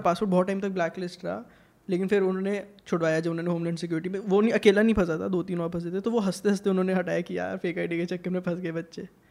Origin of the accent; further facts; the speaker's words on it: India; मैं तो इंडियन हूँ